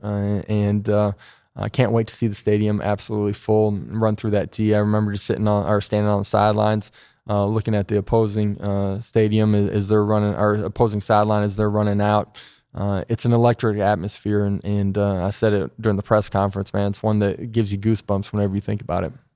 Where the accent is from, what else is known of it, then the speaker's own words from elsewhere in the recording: South Dakota, United States; moved away as an adult; now in Tennessee, United States; growing up in South Dakota